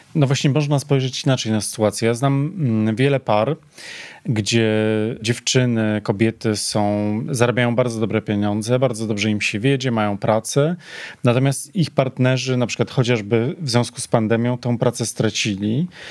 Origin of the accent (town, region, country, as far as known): Poland